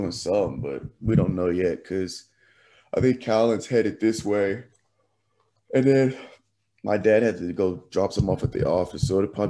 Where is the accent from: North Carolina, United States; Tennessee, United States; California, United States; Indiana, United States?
Tennessee, United States; Nashville; are live from Nashville. We are in town, back at the hometown Nashville, back at the crib.